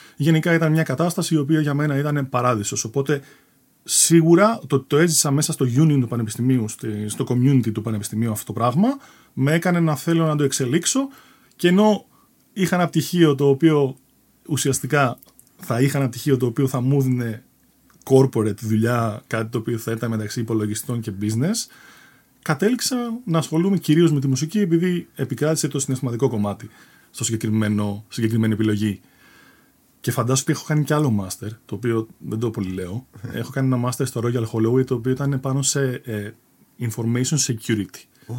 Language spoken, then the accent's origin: Greek; Athens, Attica, Greece; moved away as an adult; also born or lived in England; Γεννήθηκα στην Αθήνα. Ε, καταγωγή, εντάξει, ο πατέρα μου έχει από την Κρήτη, η μητέρα μου από Αθήνα. Οπότε ναι, θεωρούμε Αθηναίο